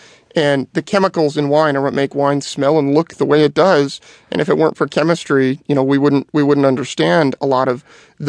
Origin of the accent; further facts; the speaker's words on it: Petaluma, California, United States; So I was actually born and raised in Petaluma, which is in the heart of Sonoma County, which, as you know, is a big wine region of the world.